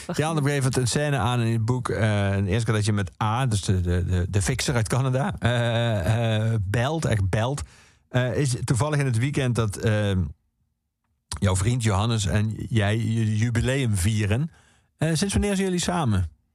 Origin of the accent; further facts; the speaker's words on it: Netherlands; wij Nederlanders